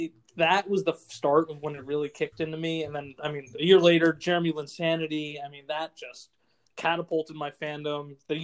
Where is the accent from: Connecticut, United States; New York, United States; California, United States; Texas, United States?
New York, United States; I'm from New York. I grew up a Knicks fan.